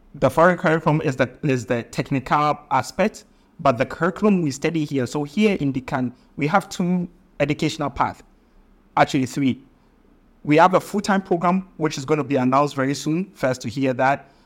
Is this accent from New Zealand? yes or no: no; Kumawu, Ashanti, Ghana; I come from Kumbawu in, in the Asante, uh, kingdom